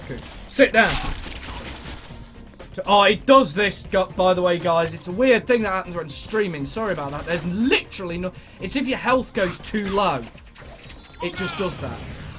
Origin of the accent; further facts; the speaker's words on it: Wales, United Kingdom; I'm from Wales, so aren't we meant to hate each other?